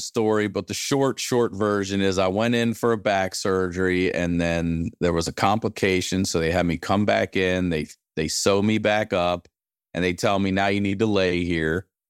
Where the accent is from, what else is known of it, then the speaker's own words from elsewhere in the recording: Maryland, United States; I'm from Maryland.